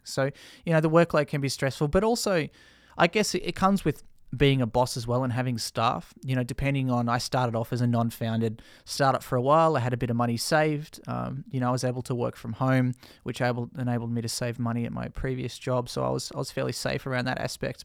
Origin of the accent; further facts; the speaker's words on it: Australia; we're an English-speaking nation